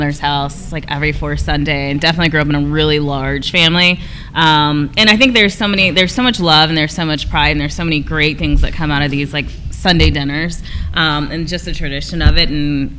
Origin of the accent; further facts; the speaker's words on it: Georgia, United States; I'm from Georgia. I consider myself a Georgia peach.